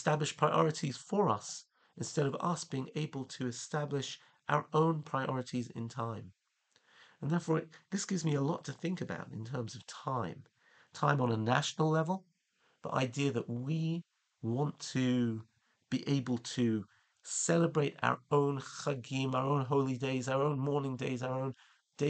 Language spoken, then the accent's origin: English; England, United Kingdom; now in Israel; As a child growing up in England